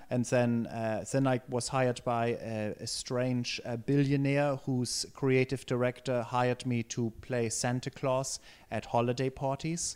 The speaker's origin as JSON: {"language": "English", "town": "Erlangen", "region": "Bavaria", "country": "Germany", "second_language": "English", "moved": "yes", "said": "I'm from Erlangen"}